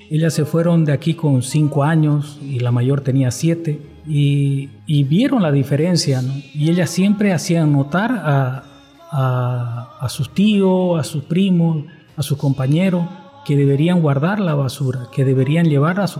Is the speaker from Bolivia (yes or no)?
yes; Bolivia; moved away as an adult; now in Japan; Eh, soy de Bolivia, por cierto, y vivo 25 años